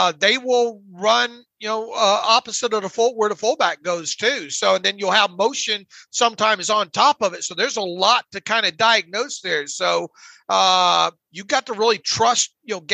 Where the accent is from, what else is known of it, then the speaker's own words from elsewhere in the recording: Northwest Florida, United States; growing up in Northwest Florida